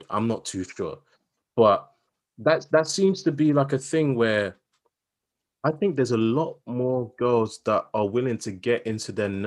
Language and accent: English; London, United Kingdom; I grew up in Southeast London, and just because you know a couple words that you know have greater than five syllables, it's like, "Oh my god, you sound so posh."